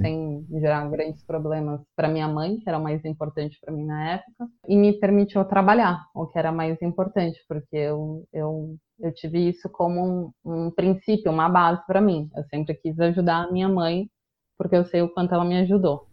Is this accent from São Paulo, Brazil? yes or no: yes; São Paulo, Brazil; accent: paulistana; also born or lived in Guarujá; Sou nascida em São Paulo